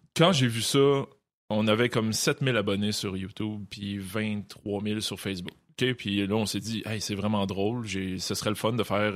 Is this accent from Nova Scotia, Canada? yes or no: no; Montreal, Quebec, Canada; à Saint-Léonard, j'ai grandi là-dedans